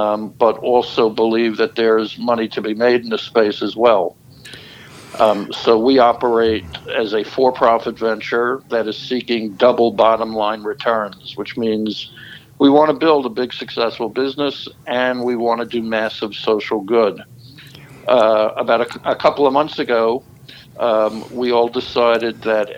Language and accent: English; New York, United States; moved away as an adult; also born or lived in Florida; I'm from New York